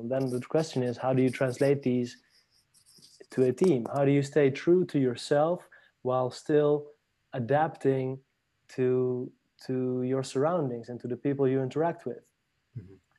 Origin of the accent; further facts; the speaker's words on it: Paris, Île-de-France, France; also born or lived in Netherlands; now in Barcelona, Spain; I was born in Paris uh, from a Lebanese father, a Dutch Spanish mother. I grew up in Paris and afterwards uh, lived in the Netherlands